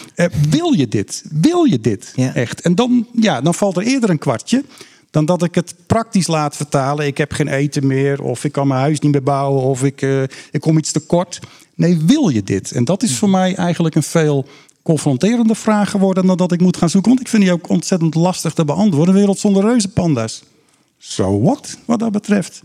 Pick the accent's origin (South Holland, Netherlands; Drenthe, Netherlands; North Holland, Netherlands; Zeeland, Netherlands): North Holland, Netherlands; Kop van Noord-Holland; Ik ben een kop van Noord-Hollander waar ik met baarsjes vissen begon. Dat zijn mijn eerste natuurervaringen. Daar was ik een jochie van acht of negen.